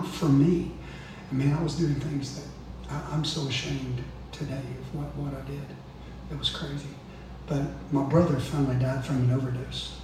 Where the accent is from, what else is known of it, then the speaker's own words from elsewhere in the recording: North Georgia, United States; We're from North Georgia